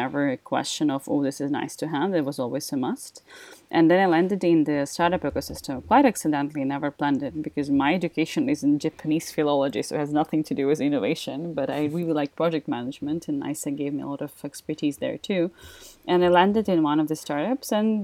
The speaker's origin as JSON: {"language": "English", "country": "Ukraine", "moved": "as an adult", "lives_now": "Austria", "said": "I'm originally from Ukraine, that's where I started"}